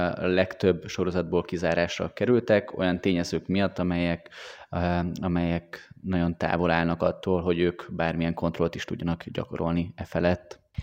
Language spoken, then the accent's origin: Hungarian; Hungary; mi magyarok vagyunk